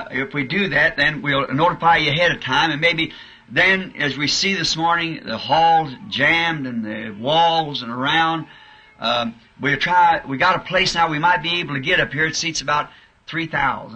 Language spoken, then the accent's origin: English; United States; We're not American citizens